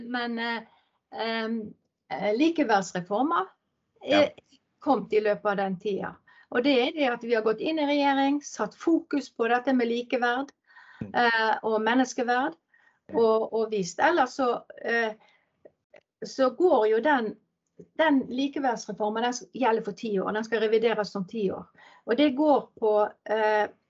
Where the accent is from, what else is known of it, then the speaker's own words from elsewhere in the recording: Ålvik, Vestland, Norway; also born or lived in Peru; Jeg er oppvokst inn i Ålvik, ei mm. industribygd